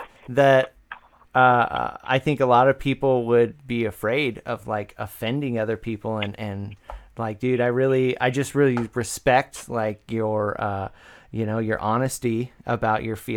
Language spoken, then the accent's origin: English; Woodland, California, United States; growing up in Woodland